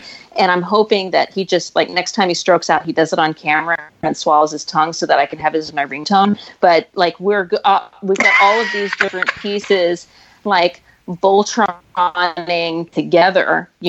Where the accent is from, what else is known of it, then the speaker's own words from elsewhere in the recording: Texas, United States; moved away; because I'm from Texas